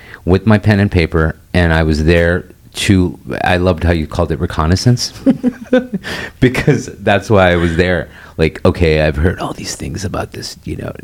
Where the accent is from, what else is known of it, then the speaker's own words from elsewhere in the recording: United States; I'm American